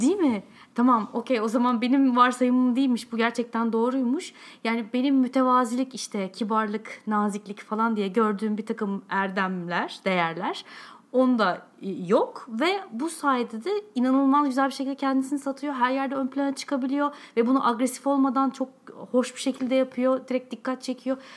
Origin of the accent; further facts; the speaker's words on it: Turkey; accent: Turkish; ben hala da Alman Almancayı yani tamamen bir Türk aksanıyla konuşuyorum